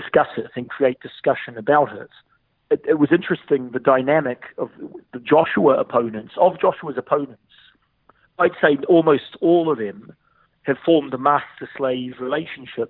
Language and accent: English; New Zealand; we're from New Zealand